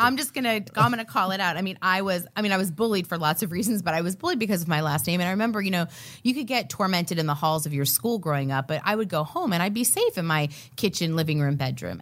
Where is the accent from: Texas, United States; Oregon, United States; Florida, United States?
Florida, United States; Miami; when I was a young girl growing up in Miami, Florida